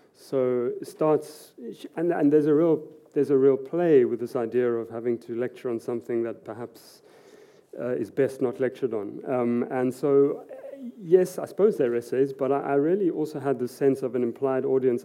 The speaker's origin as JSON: {"language": "English", "country": "South Africa", "also_born_or_lived": "Edinburgh / Oslo", "said": "as a South African"}